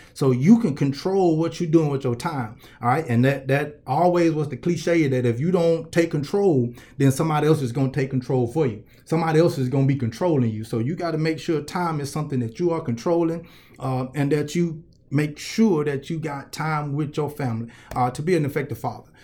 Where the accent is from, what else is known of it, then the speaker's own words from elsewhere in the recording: Columbus, Georgia, United States; I'm from Columbus, Georgia